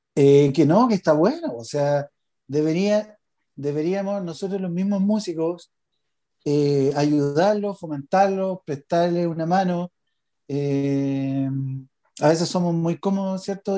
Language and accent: Spanish; Chile; los chilenos somos más prisioneros